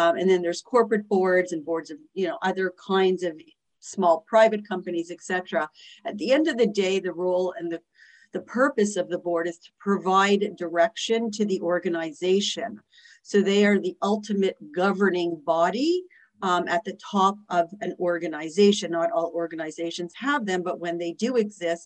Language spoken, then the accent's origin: English; Montreal, Quebec, Canada; moved away as an adult; now in New York City, United States; I am originally from Canada, from Montreal. I've lived in New York City for 24 years